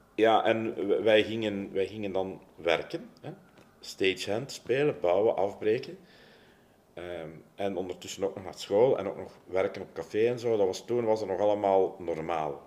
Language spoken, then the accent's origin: Dutch; Leuven, Flanders, Belgium; ik ben opgegroeid in Leuven